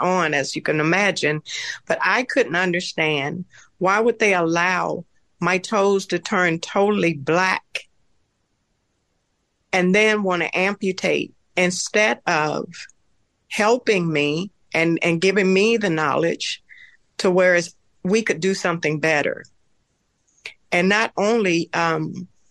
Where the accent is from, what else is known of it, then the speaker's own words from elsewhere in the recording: the South, United States; moved away as an adult; I'm from the South